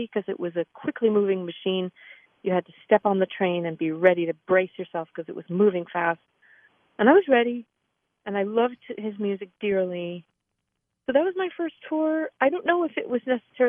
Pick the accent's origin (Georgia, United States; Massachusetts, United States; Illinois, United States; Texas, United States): Massachusetts, United States; moved away as an adult; also born or lived in San Francisco / New York City; I grew up in Massachusetts, and that's where I'm calling you from now